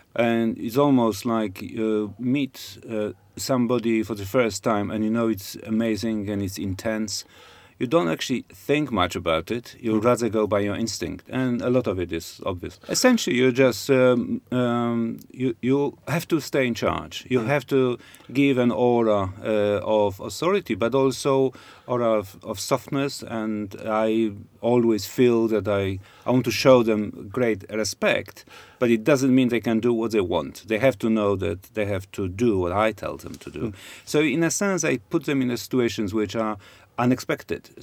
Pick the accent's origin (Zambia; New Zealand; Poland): Poland; Krakow, Lesser Poland; moved away as an adult; now in Cambridge, United Kingdom; I was born in Poland